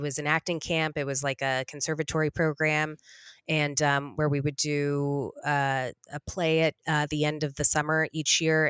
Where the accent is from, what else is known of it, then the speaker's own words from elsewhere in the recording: Los Angeles, California, United States; I'm a straight up LA native. I even was born at Cedar Sinai